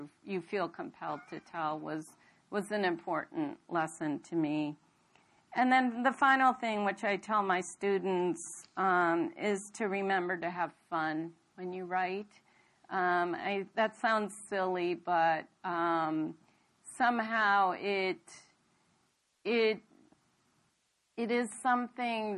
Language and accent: English; United States; also born or lived in India; I'm born in India, but I came here when I was a very young girl, 4 years old, and I grew up here